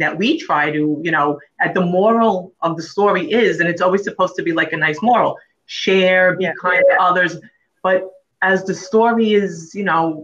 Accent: New York, United States; also born or lived in Philadelphia, Pennsylvania; now in Long Island, United States; Right now I'm on Long Island, but I'm from the boroughs, Brooklyn and Queens. And I was born in Philly.

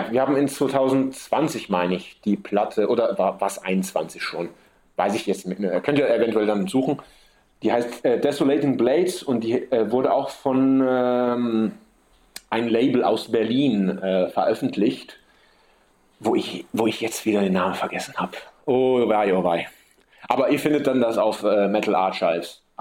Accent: Sicily, Italy; Ich bin so aufgewachsen hier auf der Insel und man ist halt auf der Insel isoliert.

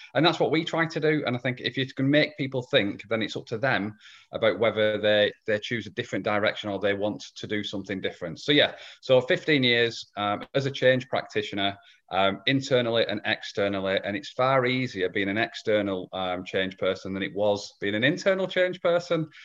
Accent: England, United Kingdom; I'm from Old England, um, as opposed to, as opposed to New England. So, yeah, I live in, live in England.

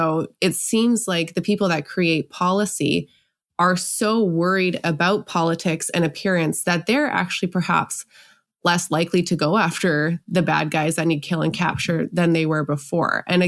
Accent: Canada; I'm Canadian

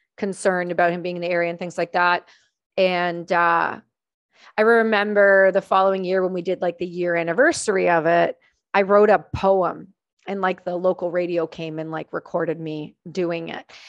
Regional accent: small town near Trenton, Ontario, Canada; I grew up in a really small town about thirty-five minutes from the main air base in Canada, in Trenton, Ontario

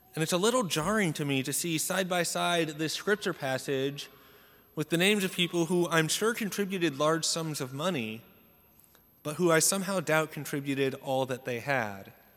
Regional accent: Salem, United States; I grew up in Salem, attending Saint Joseph's Church, and it's the biggest parish in our diocese

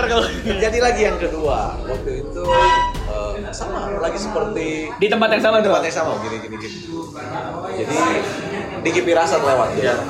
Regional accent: Garut, West Java, Indonesia

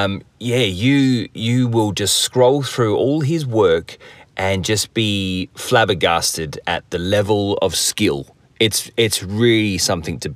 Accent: England, United Kingdom; I'm from England

